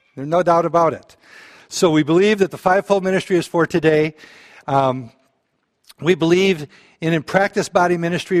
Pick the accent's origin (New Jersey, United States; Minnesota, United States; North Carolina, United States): Minnesota, United States; Balaton; I grew up in Balaton